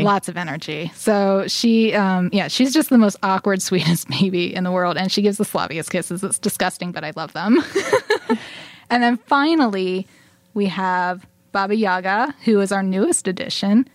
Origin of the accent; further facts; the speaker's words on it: northern Dauphin County, Pennsylvania, United States; I'm from northern Dauphin County, kind of in a more rural area, surrounded by lots of farmland.